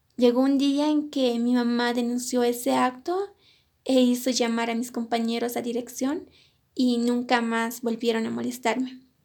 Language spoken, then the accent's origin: Spanish; Colquiri, La Paz, Bolivia; also born or lived in Cochabamba, Bolivia; Yo nací en la ciudad de Cochabamba, pero crecí en la comunidad de mis padres, que se encuentra en el departamento de La Paz, en la provincia de Colquiri